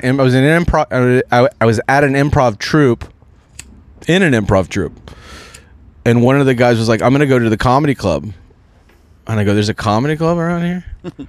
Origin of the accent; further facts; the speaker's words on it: Walnut Creek, California, United States; I'm from Walnut Creek, California, which is in Northern California, East Bay.